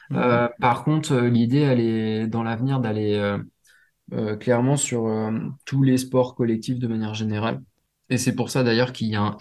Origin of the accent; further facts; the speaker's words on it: Réunion; il y en a chez moi à La Réunion